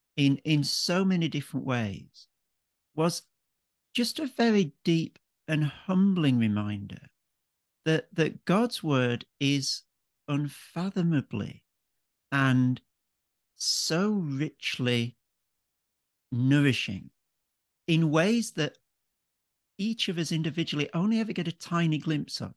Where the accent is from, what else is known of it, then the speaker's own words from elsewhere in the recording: Yorkshire and the Humber, United Kingdom; moved away as an adult; also born or lived in Cambridge; now in Melbourne, Australia; an Englishman. Um, so born and brought up in Yorkshire, uh, in the north of England